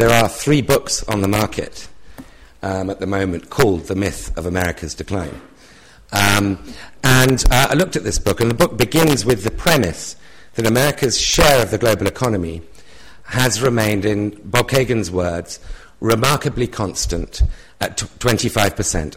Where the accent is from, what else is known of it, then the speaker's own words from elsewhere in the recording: United Kingdom; my accent is a foreign accent